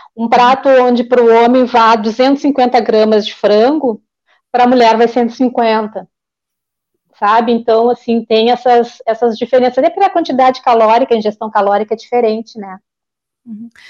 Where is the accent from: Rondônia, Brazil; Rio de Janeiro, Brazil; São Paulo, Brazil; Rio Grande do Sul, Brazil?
Rio Grande do Sul, Brazil; Porto Alegre; Eu sou nascida e criada em Porto Alegre, sou tri porto-alegrense.